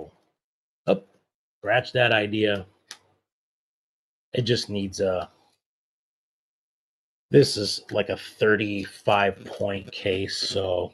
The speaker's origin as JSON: {"language": "English", "town": "Monrovia", "region": "California", "country": "United States", "tie": "born or raised there", "said": "my hometown of Monrovia, California"}